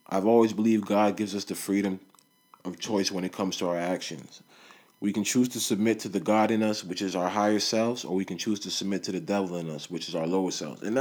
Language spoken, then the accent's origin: English; Nigeria; I'm Nigerian my mom's Nigerian, like my whole family's Nigerian, both sides